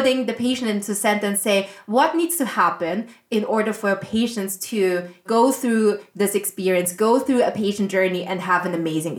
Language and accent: English; Austria; I grew up in Austria